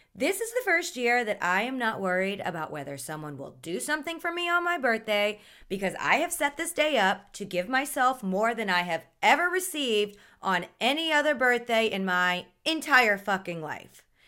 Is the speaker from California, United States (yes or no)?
no; Mississippi, United States; moved away as an adult; also born or lived in New Orleans, Louisiana; now in Miami, United States; I grew up in Mississippi and lived in New Orleans for the past ten years